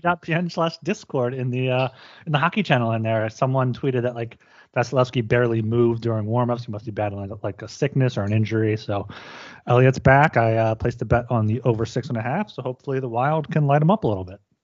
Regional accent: United States; as an American

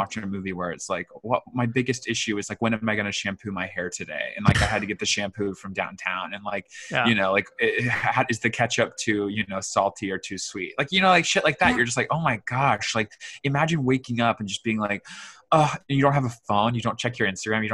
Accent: Georgia, United States; I was raised in Georgia

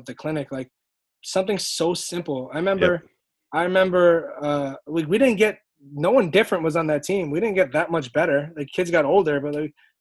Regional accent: New York City, New York, United States; I grew up right there on Flappish, like in the middle of all that, Flappish Avenue

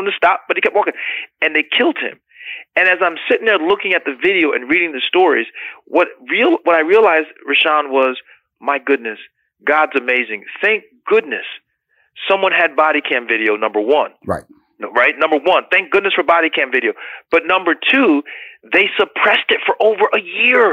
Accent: United States; as an American

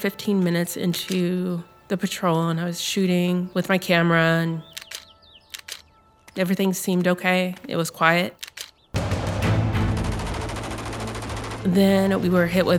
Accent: Lincoln, Nebraska, United States; I'm from Lincoln, Nebraska

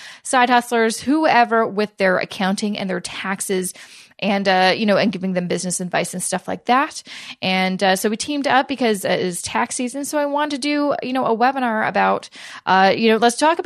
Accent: Canada; I'm Canadian. Lisa's Canadian. We are Canadians, and we do Canadian taxes

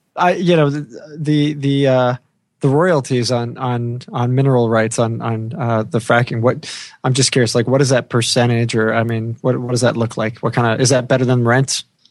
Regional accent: New York, United States; moved away; my home state from growing up

